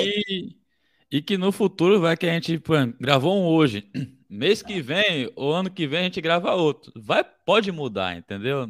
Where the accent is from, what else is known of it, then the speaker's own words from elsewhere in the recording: Bahia, Brazil; sou da Bahia